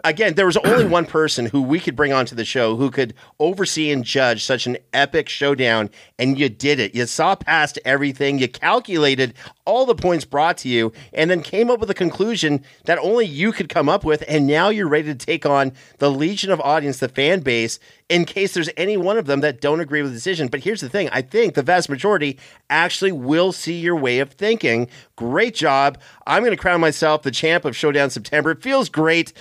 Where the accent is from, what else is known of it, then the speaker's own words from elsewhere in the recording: United States; as an American